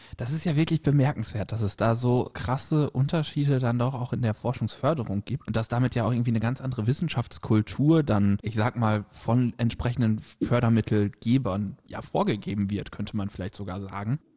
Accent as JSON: {"language": "German", "country": "Germany", "said": "Ich komme aus der Grenzregion, aus der deutsch-niederländischen Grenzregion"}